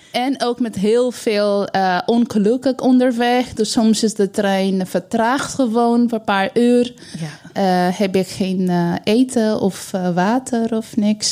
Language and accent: Dutch; East India, India; Dutch is a second language; now in Netherlands; mijn ouders, wij komen uit Oost-India